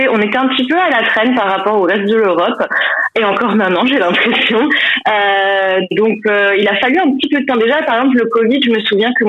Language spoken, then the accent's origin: French; Colmar, Grand Est, France; moved away as an adult; now in London, United Kingdom; Je viens de Colmar, je vais avoir 31 ans en décembre et ça fait presque 7 ans que j'habite à Londres.